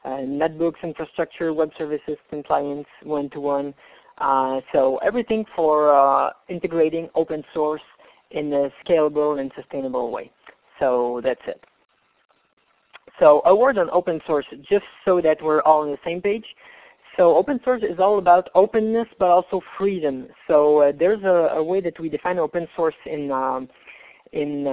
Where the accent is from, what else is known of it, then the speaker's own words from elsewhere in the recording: Canada; I'm from Canada, as you guessed by the accent